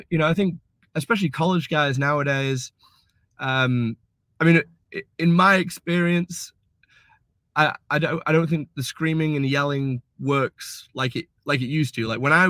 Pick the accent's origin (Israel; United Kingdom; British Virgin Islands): United Kingdom; But then especially being British, you know